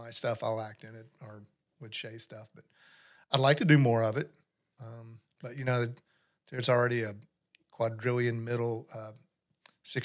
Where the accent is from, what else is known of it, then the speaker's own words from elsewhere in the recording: North Myrtle Beach, South Carolina, United States; I grew up in North Myrtle Beach